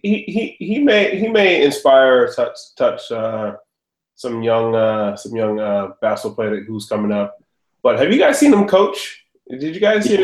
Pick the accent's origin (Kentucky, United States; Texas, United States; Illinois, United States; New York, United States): New York, United States; New York City; I was born in New York City in Queens.